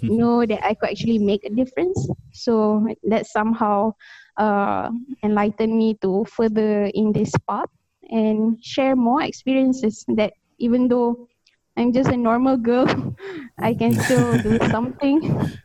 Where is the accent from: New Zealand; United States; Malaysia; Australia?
Malaysia; Kuala Lumpur; first language English; moved away as an adult; also born or lived in Selangor; now in Taiwan; I'm actually originally from Kuala Lumpur